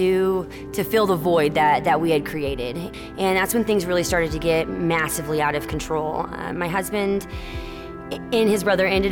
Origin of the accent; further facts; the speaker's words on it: Cottonwood, Arizona, United States; I'm from Cottonwood, Arizona. I grew up here in town